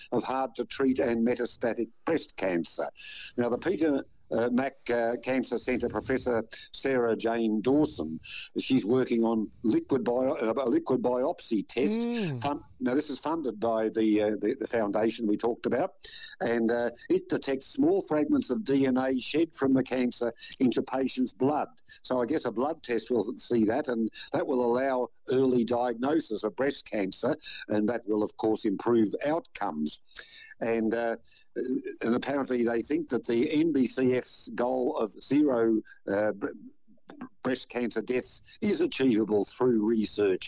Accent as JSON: {"language": "English", "town": "Melbourne", "region": "Victoria", "country": "Australia", "tie": "born or raised there", "said": "in Melbourne, in the suburbs, Ashburton way"}